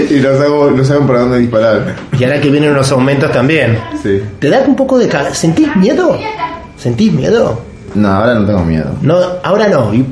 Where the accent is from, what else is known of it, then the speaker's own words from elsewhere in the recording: Salta, Argentina; moved away; yo, soy del norte y se pasa esta cosa. ¿En serio? ¿De dónde sos vos? De la provincia de Salta.